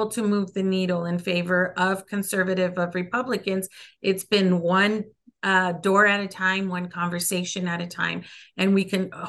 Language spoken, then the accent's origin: English; El Paso, Texas, United States; first language Spanish; English is a second language; also born or lived in Ciudad Juárez, Mexico; so i grew up here in el paso i was born in the barrio my first language is spanish and i grew up going to to church in ciudad juarez which is our neighbor city